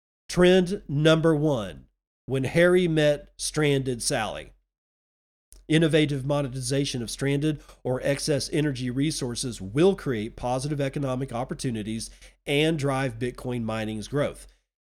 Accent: India; now in United States; Growing up in India, I witnessed how a lack of energy impacted health, knowledge, and opportunity.

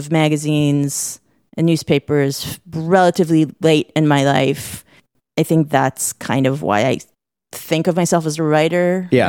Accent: Israel; now in United States; because I'm originally from Israel, which we can talk about later

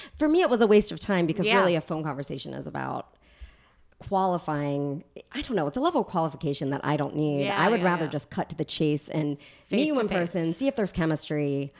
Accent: East Coast, United States; moved away; I'm from the East Coast.

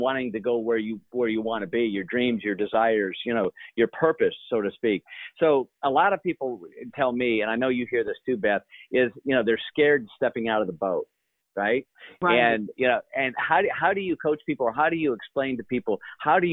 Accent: Grand Blanc, Michigan, United States; moved away as an adult; I'm originally from Michigan

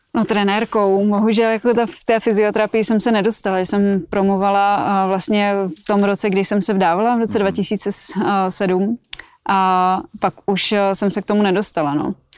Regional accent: Plzeň Region, Czechia; also born or lived in Colorado, United States / Minnesota, United States; Já jsem tady vyrostla.

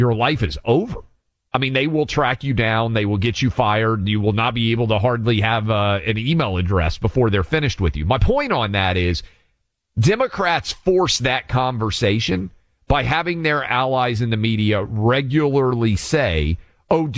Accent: Tennessee, United States; Chattanooga, Tennessee, my home state, my mom's home city

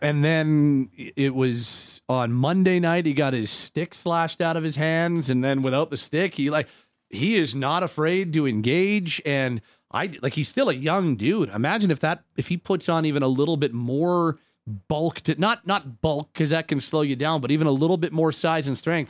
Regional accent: Calgary, Alberta, Canada; I'm born and raised in Calgary

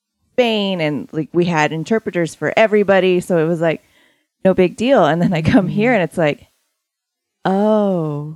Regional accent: Boise, Idaho, United States; moved away as an adult; I'm originally from the Boise area, and there's, you know, different cultures and all that.

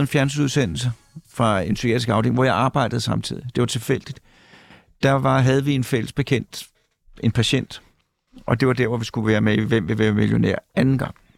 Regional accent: Mørkhøj, Capital Region of Denmark, Denmark

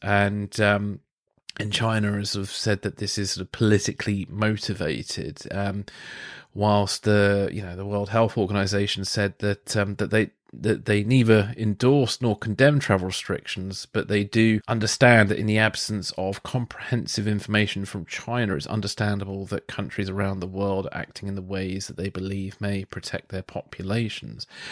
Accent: England, United Kingdom; as an Englishman

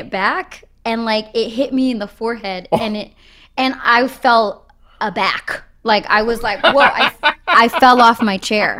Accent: Boston, Massachusetts, United States; I'm from Boston.

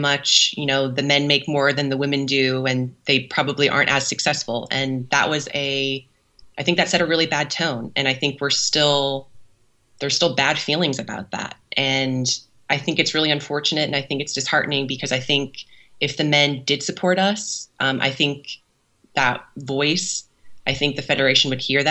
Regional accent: St. Louis, Missouri, United States; now in Kansas City, United States; from a very young age, grew up watching the Ambush and the St. Louis Steamers

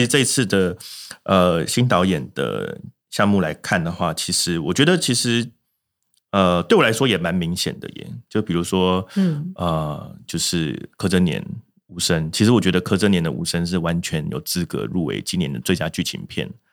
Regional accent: Taiwan; 我相信很多台湾啊，如果说三四十岁以上的族群的观众看到，会多少有些共鸣啊。我们就是在这个时代下长大

